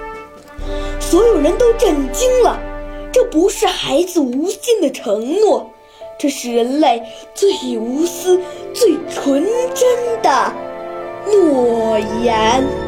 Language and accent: Chinese; Tianjin, China; 我是来自天津的